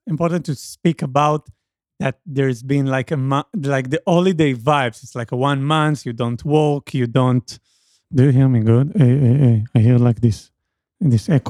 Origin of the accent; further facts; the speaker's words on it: Israel; English is a second language; I'm from Israel